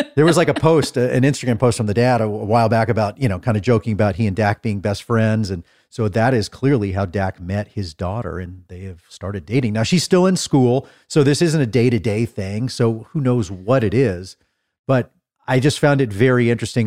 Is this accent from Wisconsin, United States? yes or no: no; Dallas, Texas, United States; I'm from Dallas